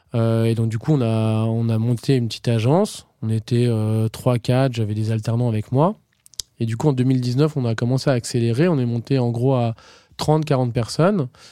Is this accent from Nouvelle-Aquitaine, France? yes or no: no; Normandy, France; je viens de Normandie